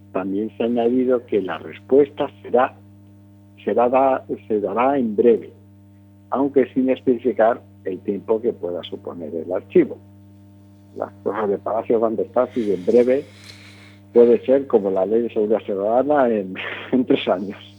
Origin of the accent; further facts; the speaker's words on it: Galicia, Spain; yo diría como buen gallego